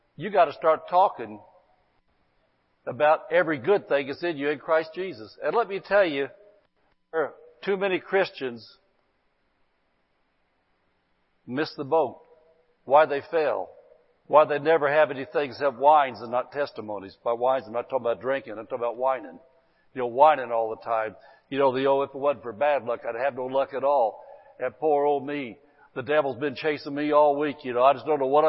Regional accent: Indiana, United States; accent: hillbilly; now in Barstow, United States; I come from Indiana, man, where, man, there wasn't anything like any Spanish-speaking people, man. We just a bunch of little old hillbilly people. We spoke hillbilly

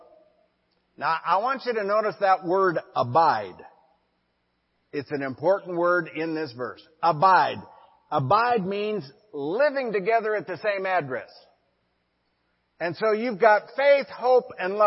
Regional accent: Forsyth, Montana, United States; Liz and I were pastoring a church in my hometown of Forsyth, Montana.

